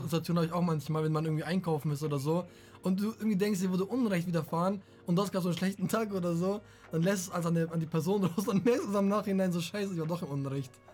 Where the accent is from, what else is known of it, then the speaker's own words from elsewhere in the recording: Germany; hier bei uns in Deutschland